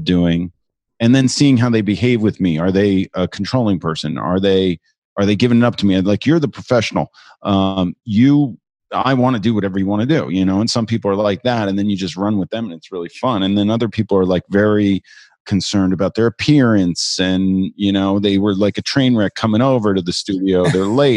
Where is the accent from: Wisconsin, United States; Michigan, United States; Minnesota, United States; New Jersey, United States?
New Jersey, United States; now in New York, United States; I'm originally from New Jersey. I'm a New Yorker now.